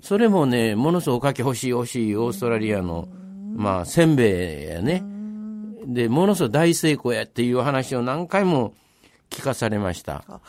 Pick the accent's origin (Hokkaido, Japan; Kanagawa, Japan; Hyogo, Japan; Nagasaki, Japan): Hyogo, Japan; Kobe; 僕ら、あの、お正月も永田神社で過ごしますし